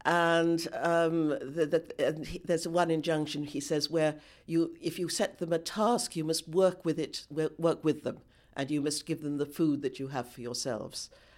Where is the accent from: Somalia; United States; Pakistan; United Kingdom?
United Kingdom; because I am very aware as a British person of how much we have contributed. We British have contributed to the present disaster.